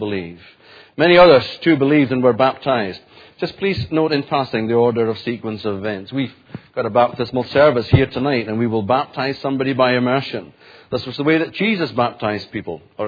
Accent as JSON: {"language": "English", "area": "Orkney", "region": "Scotland", "country": "United Kingdom", "tie": "born or raised there", "moved": "yes", "said": "my hometown back in Orkney"}